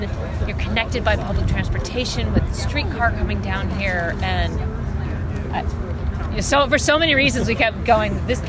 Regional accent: Kansas City, Missouri, United States; I mean, for me too, growing up in Kansas City, the idea of a downtown stadium was just, you know, so important

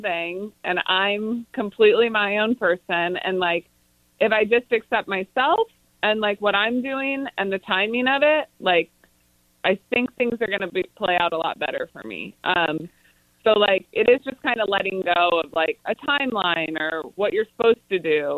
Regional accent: Kansas City, Missouri, United States; since I'm from Kansas City

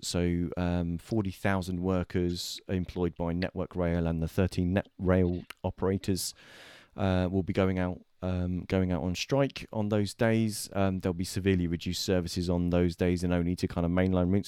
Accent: United Kingdom; we're British

